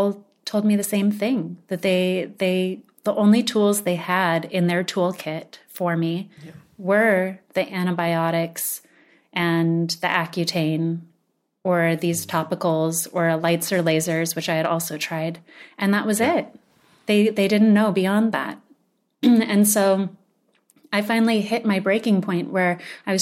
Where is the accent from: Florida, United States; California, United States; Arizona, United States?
Arizona, United States; Sedona; more ancient food philosophies that we were raised with growing up in Sedona